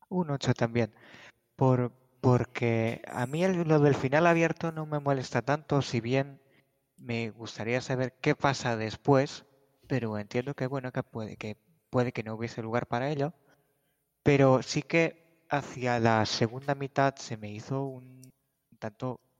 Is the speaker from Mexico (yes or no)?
no; Navarre, Spain; soy de Navarra, España